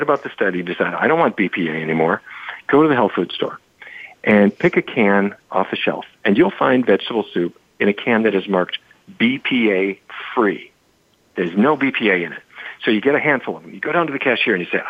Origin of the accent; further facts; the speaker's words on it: Fargo, North Dakota, United States; When I was a kid growing up in Fargo